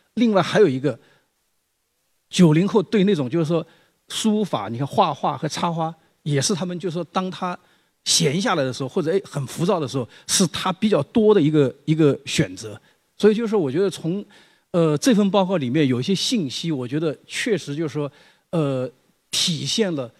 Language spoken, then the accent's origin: Chinese; China; moved away; 我自己的童年时代和那个少年时代都生长在那个书行一带